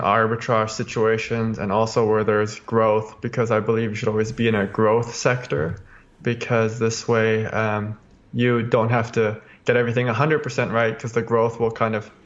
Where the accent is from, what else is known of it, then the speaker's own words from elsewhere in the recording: Calgary, Alberta, Canada; I was born in Calgary, Alberta, Canada, and that's where I am.